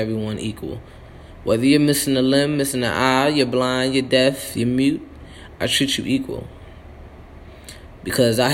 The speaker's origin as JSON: {"language": "English", "country": "United States", "tie": "born or raised there", "said": "on our birth certificate, it says we are from the United States of America."}